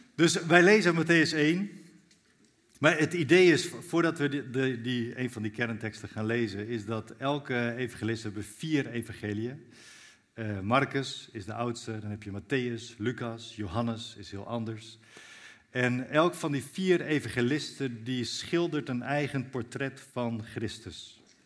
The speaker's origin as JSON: {"language": "Dutch", "town": "Zwolle", "region": "Overijssel", "country": "Netherlands", "said": "ik kom uit Zwolle zelf. Daar woon ik met mijn gezin"}